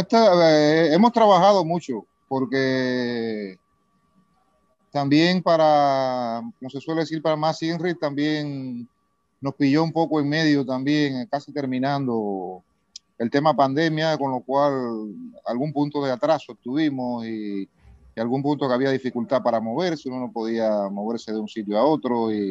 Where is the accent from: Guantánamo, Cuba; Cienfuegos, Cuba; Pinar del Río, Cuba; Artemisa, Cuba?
Guantánamo, Cuba; Baracoa; Yo soy de Cuba, de la parte oriental, de un sitio, de un pueblo que se llama Baracoa